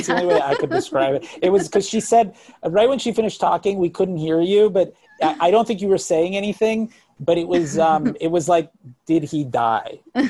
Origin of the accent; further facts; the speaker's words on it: near Miami, South Florida, United States; I'm from South Florida, by the way, I'm from right up the street from Miami. So I grew up in that area.